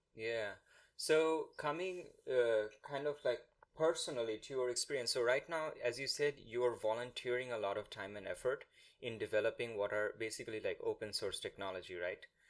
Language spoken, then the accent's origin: English; India; first language Bengali; English is a second language; when we were growing up in India